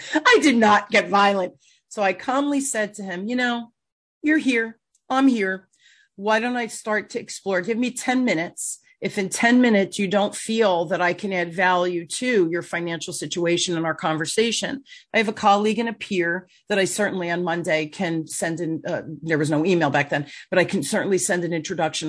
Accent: Newark, New Jersey, United States; I grew up in Newark

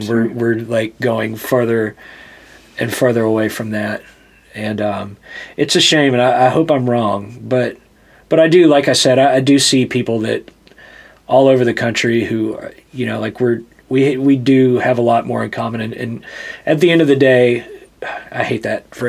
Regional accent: Hattiesburg, Mississippi, United States; born there; No, I was born in Hattiesburg, Mississippi

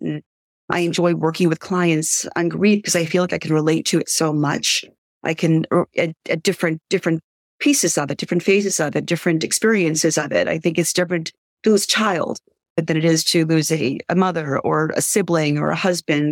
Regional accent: New York City, New York, United States; now in Highlands, United States; I'm originally from Brooklyn

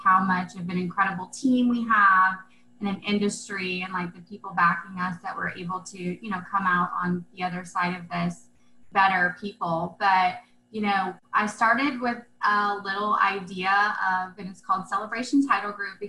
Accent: Central Florida, United States; moved away; I grew up in a really small town, actually born and raised in Central Florida.

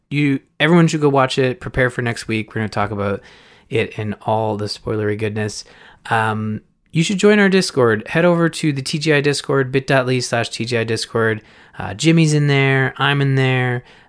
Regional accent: Canada; I'm Canadian.

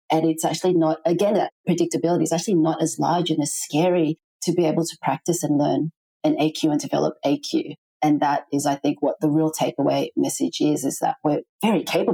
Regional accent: Philippines; my home country of the Philippines

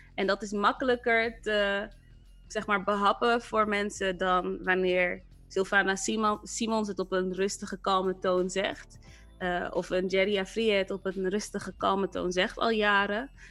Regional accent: Rotterdam, South Holland, Netherlands; moved away as an adult; also born or lived in Amsterdam; Ik ben zelf opgegroeid in Rotterdam en in Rotterdam ben ik ehm, in Kralingen opgegroeid

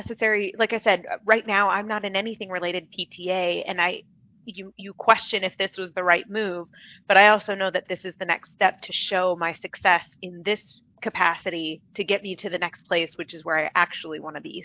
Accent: Phoenix, Arizona, United States; I'm born and raised in Phoenix, Arizona, grown up here.

